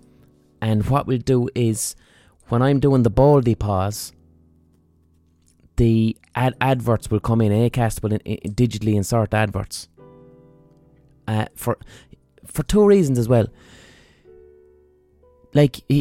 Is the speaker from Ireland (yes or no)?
yes; Ireland; as an Irish person